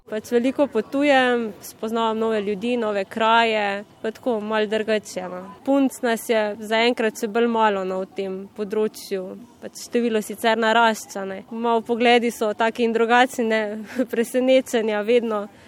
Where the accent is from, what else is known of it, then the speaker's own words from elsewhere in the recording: Cerkno, Slovenia; also born or lived in Ljubljana; prihajam iz Cerkna